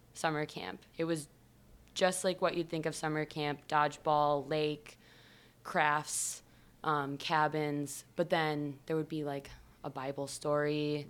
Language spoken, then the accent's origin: English; New Baltimore, Michigan, United States; moved away; I am from Michigan originally